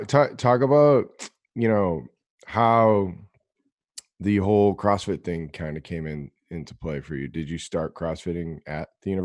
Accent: Boston, Massachusetts, United States; everything comes back to Boston. I'm yeah. A Bostonian.

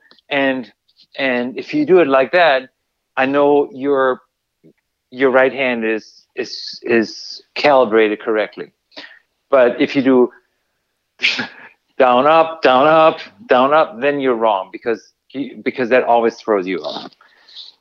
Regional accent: Bavaria, Germany; moved away; I'm from Bavaria

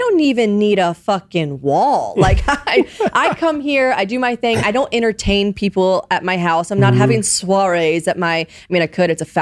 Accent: the South, United States; moved away as an adult; also born or lived in Nashville, Tennessee; now in New York, United States; I grew up in the South

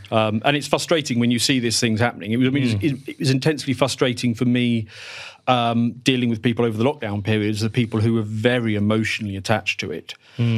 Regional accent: United Kingdom; So if it helps, I'm British

